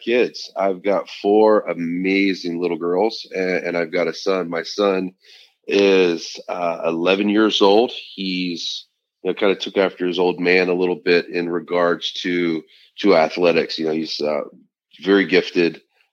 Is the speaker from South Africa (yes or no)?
no; Midwest, United States; now in Southern California, United States; I'm from the Midwest